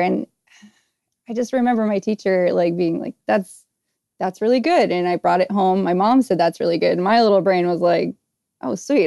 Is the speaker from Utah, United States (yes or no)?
no; New Hampshire, United States; I grew up in New Hampshire